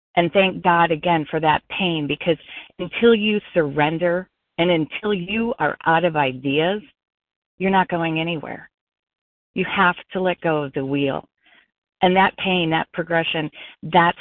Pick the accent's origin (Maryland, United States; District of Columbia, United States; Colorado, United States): Colorado, United States; now in South Florida, United States; I'm not in Colorado. I'm in South Florida, but I am from Colorado